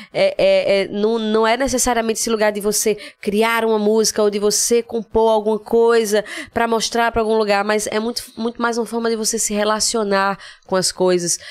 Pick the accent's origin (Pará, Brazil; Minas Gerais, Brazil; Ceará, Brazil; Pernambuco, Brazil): Pernambuco, Brazil; Recife; moved away as an adult; also born or lived in São Paulo; eu morei no Cordeiro, eu cresci a infância inteira no Eita, Cordeiro